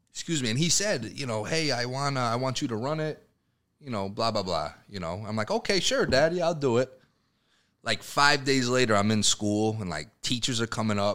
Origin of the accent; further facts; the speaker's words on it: Danbury, Connecticut, United States; Danbury is a weird city in that we're